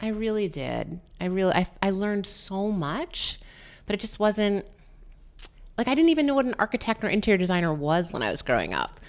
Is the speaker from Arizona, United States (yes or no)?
no; New London, Connecticut, United States; also born or lived in New York; I grew up in New London, Connecticut